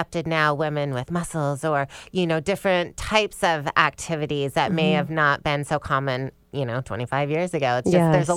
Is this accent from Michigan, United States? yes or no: yes; Michigan, United States; moved away as an adult; also born or lived in East Lansing, Michigan / Atlanta, Georgia; I grew up in Michigan